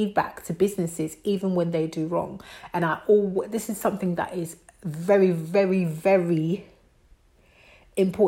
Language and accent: English; Côte d’Ivoire; moved away; I'm West African. I'm from Ivory Coast. I'm French-speaking.